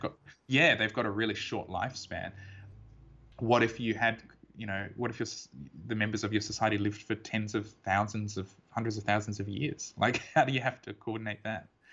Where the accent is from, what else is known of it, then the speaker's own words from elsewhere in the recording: Perth, Western Australia, Australia; I was born in Perth and I've lived here my whole life